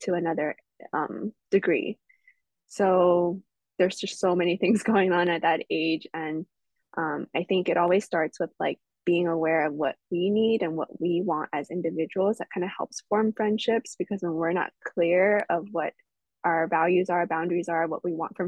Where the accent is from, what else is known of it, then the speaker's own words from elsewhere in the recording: Los Angeles, California, United States; I was born and raised in California